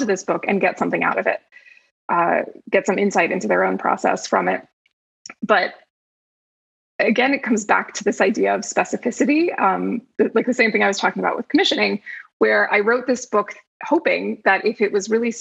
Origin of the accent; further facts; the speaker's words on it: New Jersey, United States; moved away as an adult; now in Los Angeles, United States; I grew up in New Jersey, but I've been in LA for, I think, going on 13 years now